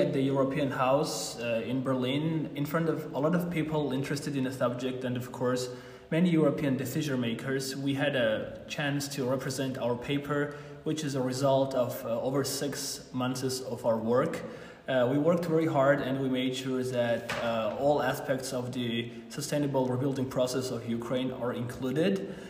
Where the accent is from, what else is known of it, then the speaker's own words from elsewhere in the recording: Armenia; I'm 22 and I'm originally from Armenia